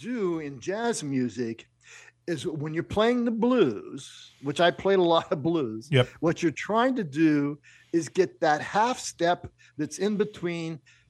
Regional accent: Pittsburgh, Pennsylvania, United States; now in Chicago, United States; I grew up in Pittsburgh

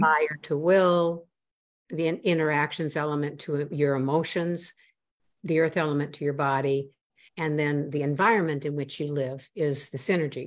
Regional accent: Midwest, United States; also born or lived in Boston area, Massachusetts; now in Boston, United States; I was born in the Boston area, which is where I live now, north of Boston. And I grew up, however, in the Midwest where my father's family is from

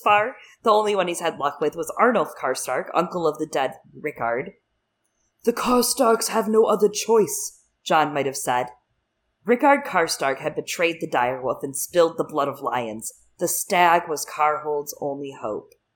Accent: Michigan, United States; moved away; I am from Michigan originally

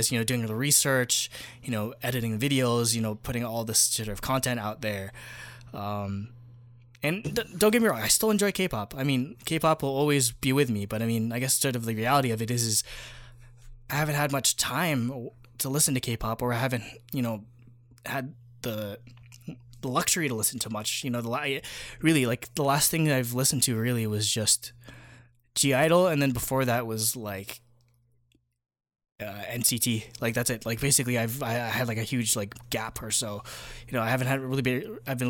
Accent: Philippines; first language Tagalog; English is a second language; my first language that, according to my parents, there was a time I only knew how to speak Tagalog, which is the language of the Philippines.

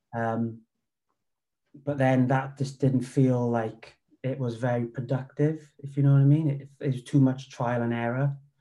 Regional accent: Wales, United Kingdom; moved away as an adult; also born or lived in Cardiff; he's based in my hometown. So I started training with him. Um, he, and then from there, I moved to Cardiff with work

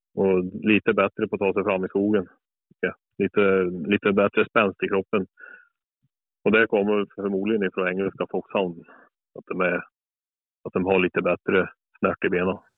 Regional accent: Brattmon, Värmland, Sweden; Norra Värmland. Här är jag född och uppväxt och bor fortfarande kvar på Brattmon i Värmland

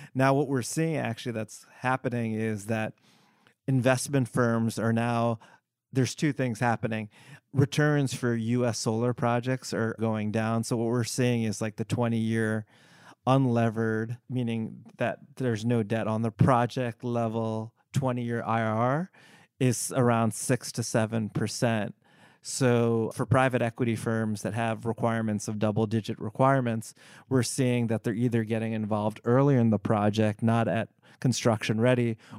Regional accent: United States; I am of Indian descent, but I was born in the US

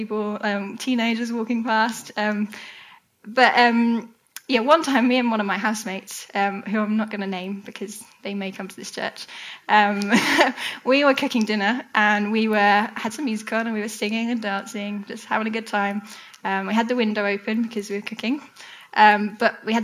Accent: United Kingdom; we're British.

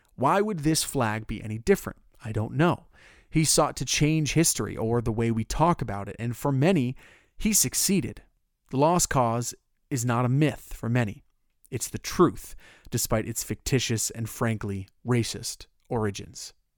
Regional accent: Orlando, Florida, United States; Orlando, my hometown

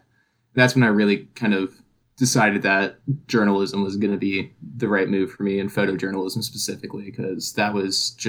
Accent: Georgia, United States; But yeah, now growing up in North Georgia, you know, all of our history books, social study books, they all had, you know, at least a page on the Appalachian Trail and how it starts in Georgia.

